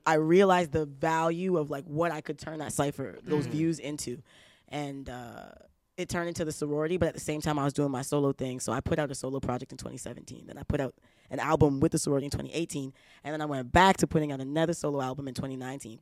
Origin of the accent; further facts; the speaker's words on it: Brampton, Ontario, Canada; also born or lived in Toronto; I grew up in Brampton. I moved to Brampton when I was like 8 or 9